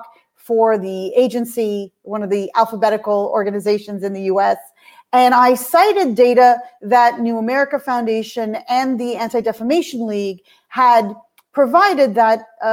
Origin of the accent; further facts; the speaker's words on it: Canada; as a Canadian, I can hear the Canadian accent.